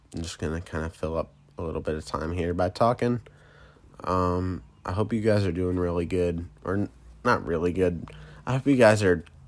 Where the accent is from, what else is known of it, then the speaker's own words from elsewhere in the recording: Michigan, United States; I am from the Mitten, um, Michigan.